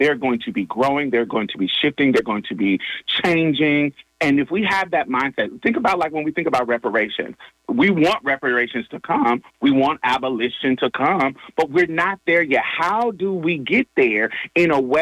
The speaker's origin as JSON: {"language": "English", "region": "Texas", "country": "United States", "said": "I'm a Texan"}